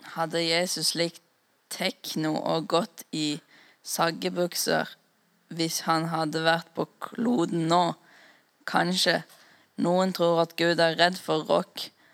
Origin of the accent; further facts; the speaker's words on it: Fåberg, Innlandet, Norway; for 57 år tilbake når jeg vokste opp på Fåberg